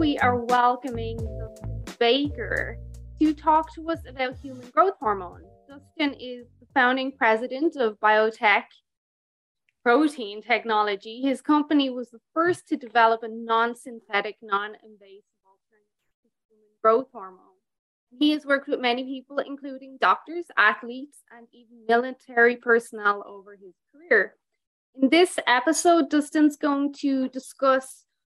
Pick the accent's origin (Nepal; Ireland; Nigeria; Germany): Ireland; now in Alberta, Canada; I'm Irish, and we never get above, like, 25 degrees in Ireland